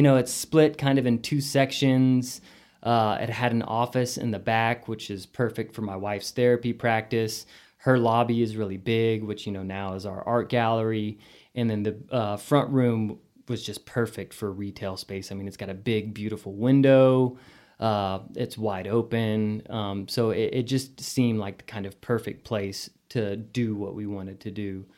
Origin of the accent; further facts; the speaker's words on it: Amarillo, Texas, United States; moved away as an adult; growing up in Amarillo